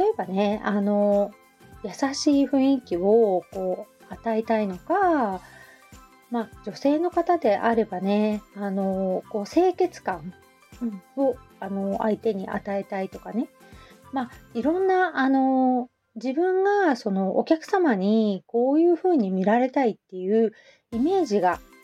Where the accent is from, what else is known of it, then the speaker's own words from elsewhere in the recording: Hamamatsu, Shizuoka, Japan; also born or lived in Kita-Kamakura, Kanagawa; now in Kamakura, Japan; 浜松、私出身